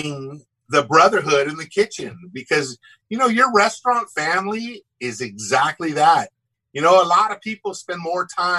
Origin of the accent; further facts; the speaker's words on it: Huntington Beach, California, United States; I grew up in Southern California, Huntington Beach